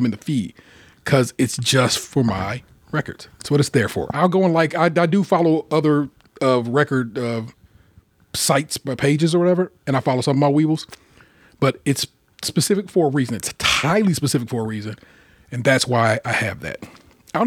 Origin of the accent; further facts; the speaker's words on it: Cleveland, Ohio, United States; I am from Cleveland. And I do talk black